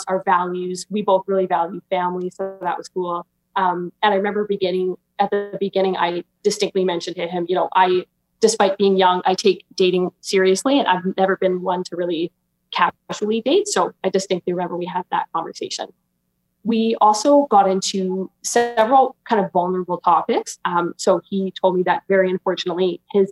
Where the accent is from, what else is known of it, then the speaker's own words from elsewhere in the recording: Alberta, Canada; I'm 23 and I'm from Alberta, Canada